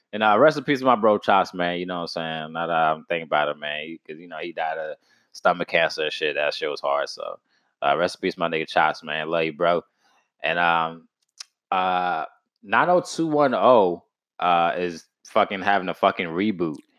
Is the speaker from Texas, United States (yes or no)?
yes; Texas, United States; I'm from Texas